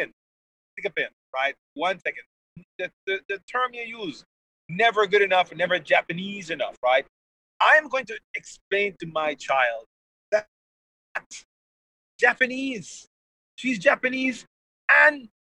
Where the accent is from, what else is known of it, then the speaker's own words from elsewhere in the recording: Jamaica; I come from Jamaica. When I was a child, I was teased incessantly about my complexion.